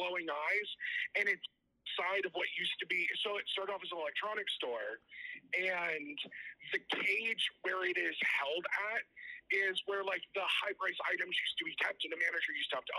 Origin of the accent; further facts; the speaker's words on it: Virginia, United States; also born or lived in Auburn, New York; now in Orlando, United States; from Virginia originally, but I live in Orlando now.